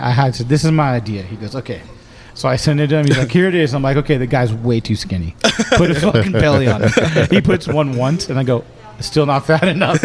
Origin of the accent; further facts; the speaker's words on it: Whittier, California, United States; I grew up in Whittier.